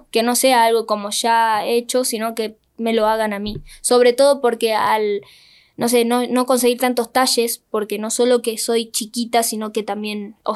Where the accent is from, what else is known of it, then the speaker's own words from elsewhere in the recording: Rosario, Santa Fe, Argentina; now in Buenos Aires, Argentina; Nací en Rosario.